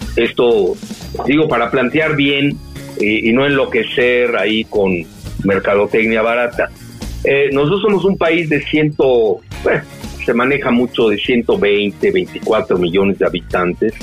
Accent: Mexico

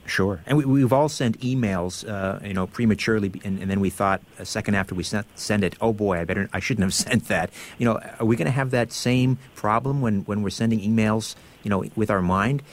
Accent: Brantford, Ontario, Canada; I'm from Brantford, Ontario, originally

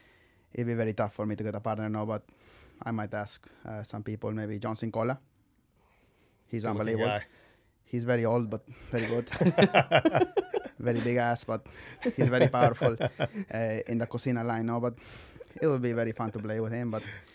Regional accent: Peru; now in Austin, United States; Yeah, I'm from Peru originally, but I've lived in Austin most of my life.

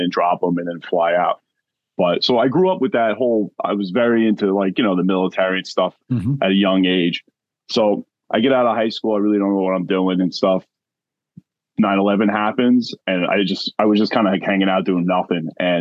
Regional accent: Long Island, New York, United States; I grew up in Long Island, New York

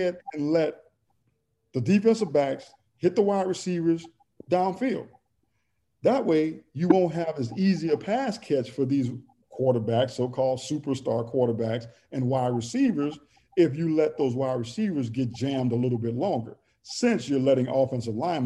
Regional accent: New Orleans, Louisiana, United States; moved away; also born or lived in Tampa / Houston / Nashville; I'm from New Orleans, Louisiana

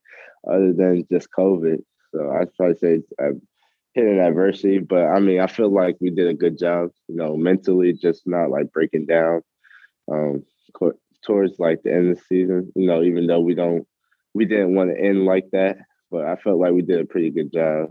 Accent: Atlanta, Georgia, United States; also born or lived in Long Island, New York; Yeah, I was born in Long Island, New York. You know, I stayed there for a couple of years, and my parents decided to move to Atlanta because, you know, get a better job and whatnot.

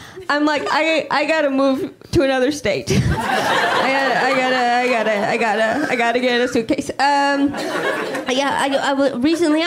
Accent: Midwest, United States; moved away; I'm originally from the Midwest

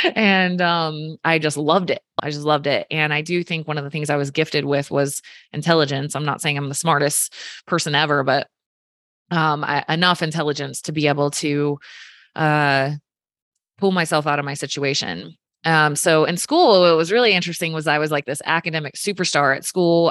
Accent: just south of Richmond, Virginia, United States; I grew up in Virginia. Um, somebody's gonna ask, just south of Richmond

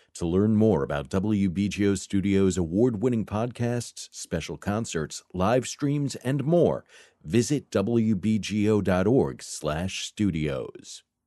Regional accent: New York, United States; as a New Yorker

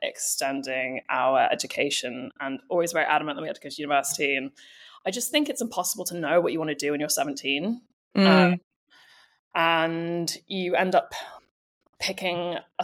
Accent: Texas, United States; now in United Kingdom; Mostly in the States, in Texas.

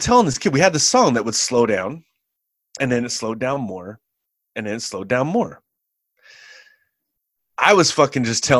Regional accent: California, United States; Yeah, I'm from the Bay Area. I didn't spend a whole lot of time there. It's not like I grew up there. But, I mean, I'm from there.

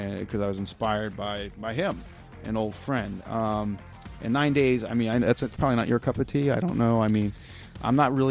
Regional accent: Long Island, New York, United States; I grew up with him on Long Island

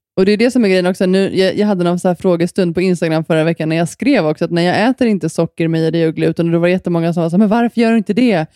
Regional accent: Sweden; moved away; när jag var hemma i Sverige

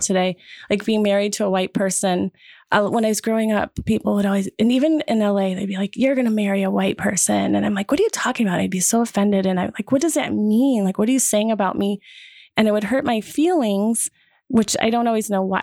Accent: Wisconsin, United States; I grew up in Wisconsin

